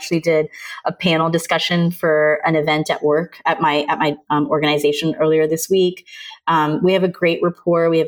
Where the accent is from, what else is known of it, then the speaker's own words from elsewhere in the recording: India; I'm Indian, so I resonate with what it's like to have a Sima auntie in your family